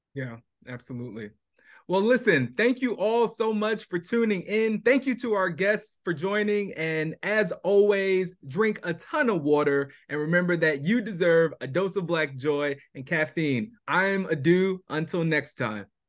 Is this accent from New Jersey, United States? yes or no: yes; Irvington, New Jersey, United States; moved away; also born or lived in Queens, New York; we lived there for seven years, but then we moved to Irvington, New Jersey